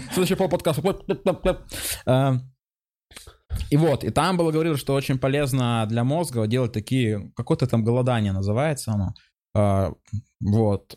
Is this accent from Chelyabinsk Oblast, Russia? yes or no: yes; Chelyabinsk, Chelyabinsk Oblast, Russia; я еще из Челябинска сам по себе